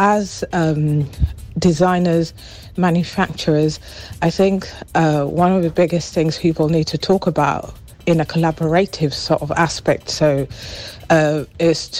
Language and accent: English; Kenya; I'm originally from Kenya